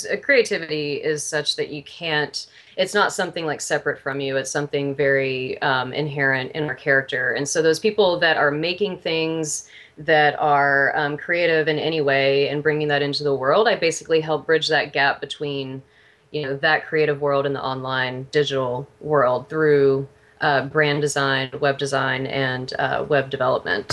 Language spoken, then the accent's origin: English; Houston, Texas, United States; moved away as an adult; also born or lived in Austin, Texas; now in Seattle, United States; I'm from Texas originally, though, from Houston